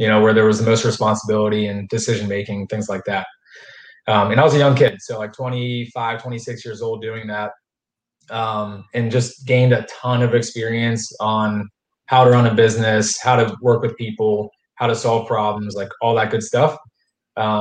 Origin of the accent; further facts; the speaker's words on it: Pennsylvania, United States; moved away as an adult; now in Jacksonville, United States; I'm not from Northeast Florida. I'm from Pennsylvania.